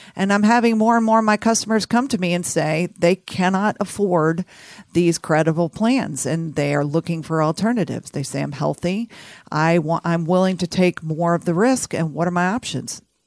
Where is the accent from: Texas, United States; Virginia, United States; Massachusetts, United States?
Texas, United States; Houston; also born or lived in San Antonio, Texas / New Orleans; I grew up in Houston, Texas